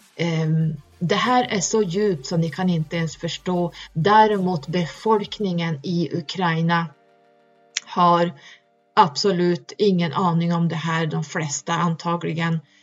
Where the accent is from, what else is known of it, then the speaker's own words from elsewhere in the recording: Norrland, Sweden; där jag kommer ifrån jättehögst upp